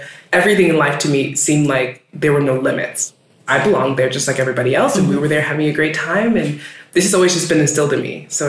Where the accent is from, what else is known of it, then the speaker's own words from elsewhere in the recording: New York City, New York, United States; moved away as an adult; also born or lived in Bushwick, Brooklyn; now in Iceland; I'm from Brooklyn, born and raised, lived there for 30 years before moving to Iceland.